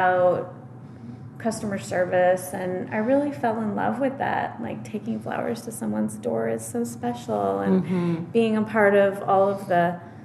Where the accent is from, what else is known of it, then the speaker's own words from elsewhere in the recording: California, United States; also born or lived in Portland; now in Sequim, United States; I'm from California.